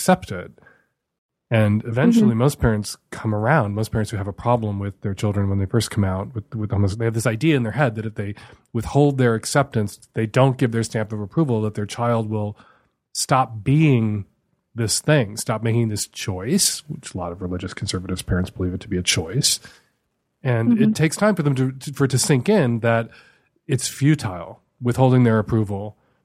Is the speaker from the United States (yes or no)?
yes; Chicago, Illinois, United States; I grew up in Chicago. I was going to the Field Museum when I was a kid